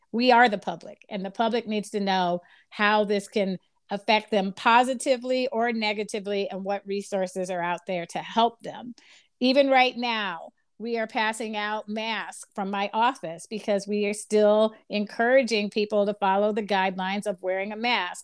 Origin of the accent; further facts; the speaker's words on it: Chicago, Illinois, United States; also born or lived in Washington, D.C. / Lynwood; I grew up in Chicago